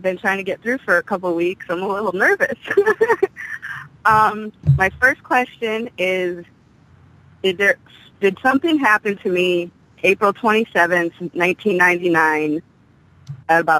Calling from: Amherst, Massachusetts, United States; I'm calling from Amherst, Mass.

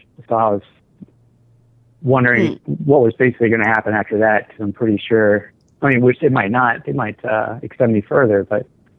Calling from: Savannah, Georgia, United States; I'm calling from Savannah, Georgia.

